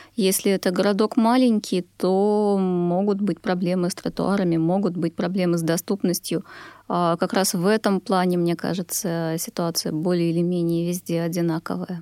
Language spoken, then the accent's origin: Russian; Belarus; also born or lived in Sweden; now in Russia; Я родом из Беларуси